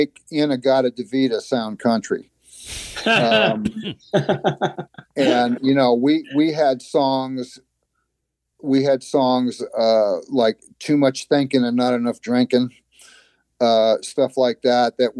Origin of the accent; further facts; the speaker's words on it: New York, United States; moved away; I was from New York, you know, about the worst place you could be from